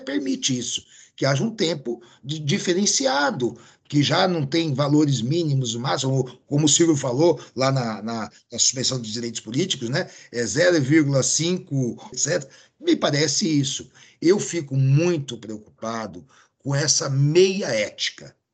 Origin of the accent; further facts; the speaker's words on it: near Santos and São Vicente, São Paulo, Brazil; aqui próximo da minha terra